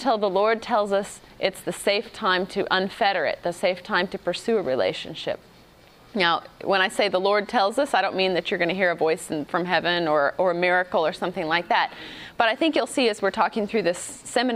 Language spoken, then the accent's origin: English; United States; my husband is from Africa, and I grew up in America